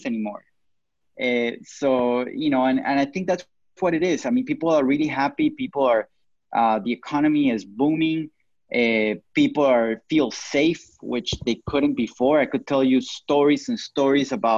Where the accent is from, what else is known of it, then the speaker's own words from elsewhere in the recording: Colombia; moved away as an adult; now in Miami, United States; I was born in Colombia, June 2nd, 1983, and I've been living in Miami for the past 17 years. I live and work here.